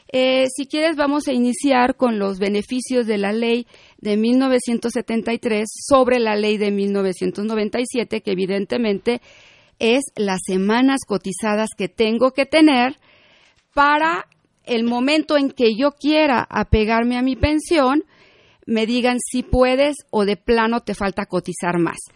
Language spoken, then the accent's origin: Spanish; Mexico